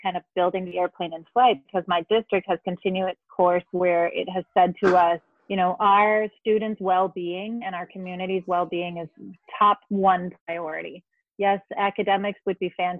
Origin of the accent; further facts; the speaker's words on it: Denmark; moved away as an adult; now in Madison, United States; I was born and raised in Denmark and came here as an adult.